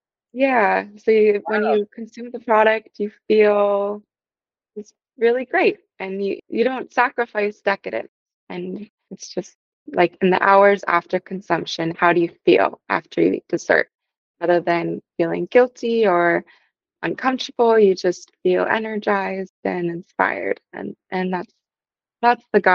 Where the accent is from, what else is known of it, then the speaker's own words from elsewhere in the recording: Connecticut, United States; now in Portland, United States; I grew up in Connecticut in a small rural town